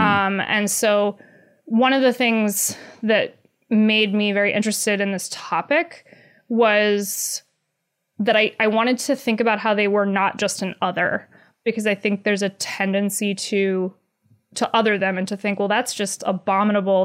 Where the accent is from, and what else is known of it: North Carolina, United States; born or raised there